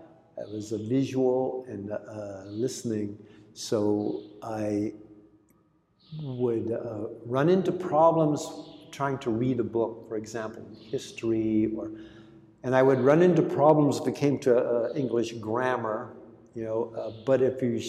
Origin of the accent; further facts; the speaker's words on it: California, United States; first language Greek; English is a second language; also born or lived in Long Beach, California; I grew up in California only speaking Greek.